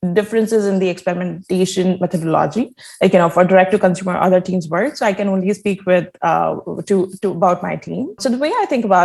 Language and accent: English; India; I grew up actually in India